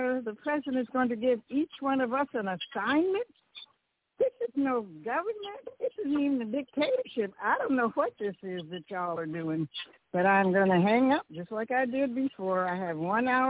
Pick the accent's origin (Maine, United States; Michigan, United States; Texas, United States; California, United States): Michigan, United States; Detroit; created in my hometown in Detroit, 1968